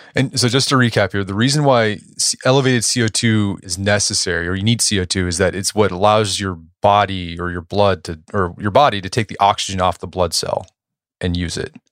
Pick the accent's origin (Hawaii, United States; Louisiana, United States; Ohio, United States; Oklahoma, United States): Oklahoma, United States; Tulsa; my hometown, Tulsa